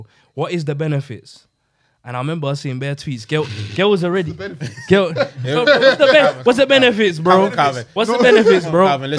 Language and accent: English; Ghana; No, I am already Ghanaian, bro.